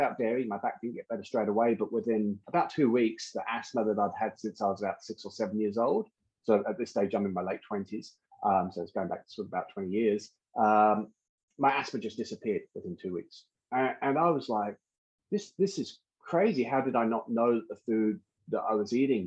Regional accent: London, United Kingdom; I'm originally from London

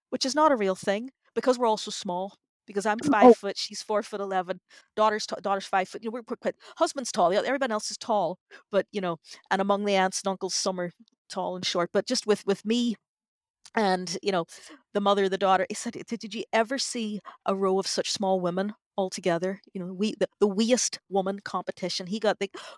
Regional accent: Northern Ireland, United Kingdom; I'm from Northern Ireland

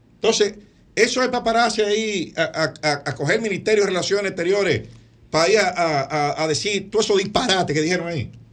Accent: Dominican Republic; como dominicano y como abogado

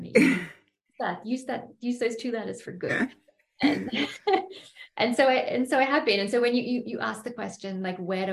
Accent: Byron Bay, New South Wales, Australia; my hometown, Byron Bay

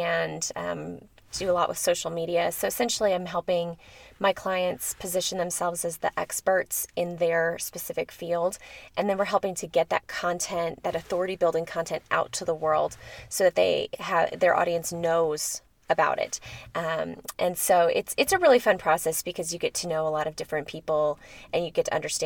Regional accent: near Chicago, Illinois, United States; now in Colorado, United States; growing up near Chicago

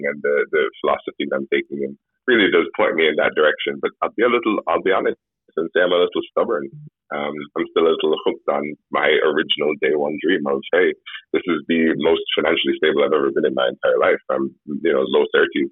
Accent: Jamaica; I'm Jamaican, but British parentage

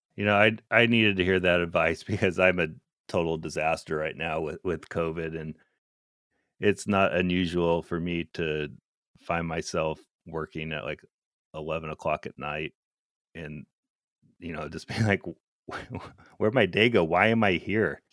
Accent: Alaska, United States; moved away as an adult; I grew up in Alaska

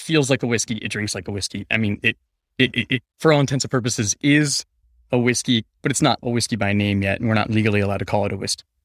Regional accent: Denver, Colorado, United States; also born or lived in Phoenix, Arizona; I was born in Denver, Colorado, but I kinda grew up between Phoenix, Arizona, and Denver, Colorado

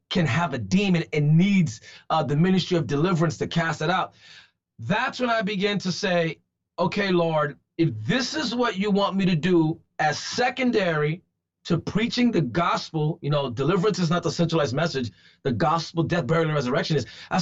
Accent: New York City, New York, United States; I'm from the Bronx

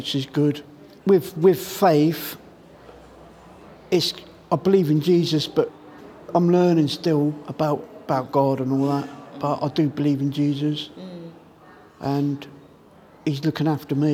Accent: Southampton, South East England, United Kingdom; moved away as an adult; now in Reading, United Kingdom; I'm from Southampton

